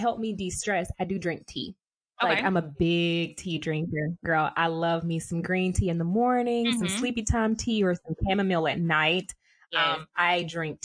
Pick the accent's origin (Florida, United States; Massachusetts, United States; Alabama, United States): Alabama, United States; Alabama. Like, I'm real country